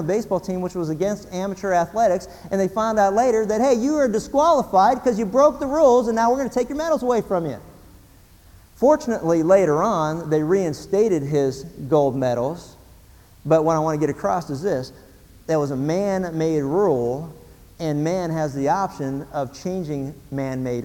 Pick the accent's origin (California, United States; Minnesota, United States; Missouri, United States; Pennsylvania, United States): Pennsylvania, United States; When I was a kid growing up in Pennsylvania